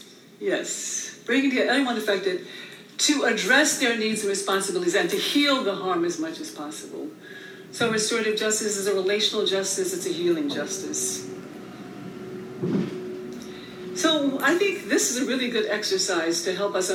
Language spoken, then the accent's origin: English; Birmingham, Alabama, United States; moved away; also born or lived in Oakland; I grew up in the South in Bombingham, Alabama